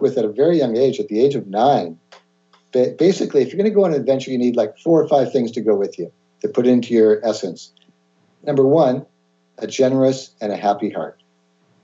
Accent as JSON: {"language": "English", "town": "Mercer Island", "region": "Washington", "country": "United States", "tie": "born or raised there", "also_born_or_lived": "Seattle, Washington", "said": "born in Seattle. And was very fortunate to grow up on Mercer Island"}